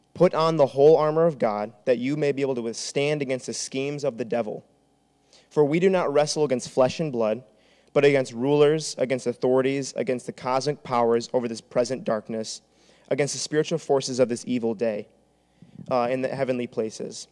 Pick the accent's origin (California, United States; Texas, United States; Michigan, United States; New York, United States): Michigan, United States; Traverse City; moved away as an adult; now in Grand Rapids, United States; I'm from Traverse City